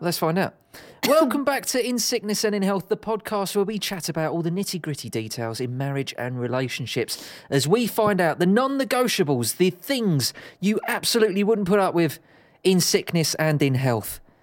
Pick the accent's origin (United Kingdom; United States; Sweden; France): United Kingdom; Dagenham, London; I grew up in Dagenham.